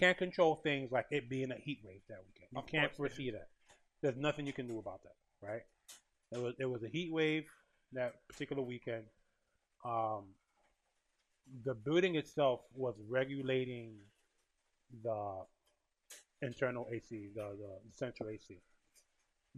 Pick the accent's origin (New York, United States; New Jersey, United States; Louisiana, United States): New York, United States; I'm from New York and from this region